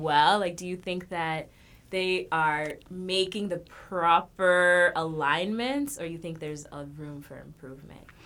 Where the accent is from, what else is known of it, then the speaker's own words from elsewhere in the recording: Kenya; I'm from Kenya.